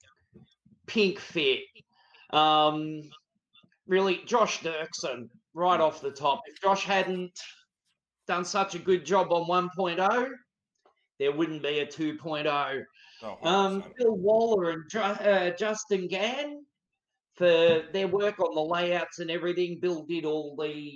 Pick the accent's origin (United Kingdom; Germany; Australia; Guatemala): Australia; Melbourne, Victoria; moved away as an adult; now in Brisbane, Australia; Brisbane, Australia, originally from Melbourne, moved up here a couple of years ago, never looked back.